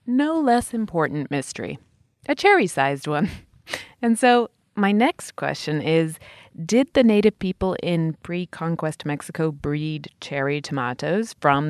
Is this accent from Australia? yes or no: no; England, United Kingdom; When I was a little kid growing up in England, there was no such thing as a cherry tomato to be seen.